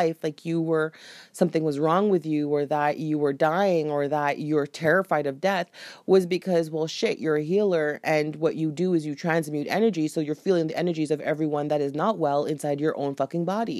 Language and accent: English; Jamaica; I knew the culture that I was born into. And I knew being Jamaican and having Jamaican parents, they would not understand.